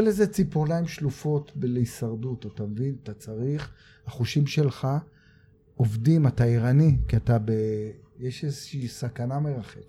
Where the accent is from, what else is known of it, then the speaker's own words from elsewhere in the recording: Tel Aviv, Tel Aviv District, Israel; גדלתי בדרום תל אביב ועברתי לצפון תל אביב